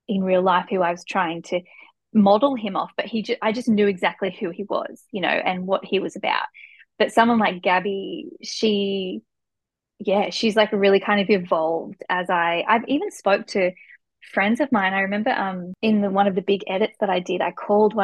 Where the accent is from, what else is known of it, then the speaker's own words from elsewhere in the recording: Newcastle, New South Wales, Australia; I grew up in Newcastle and I studied there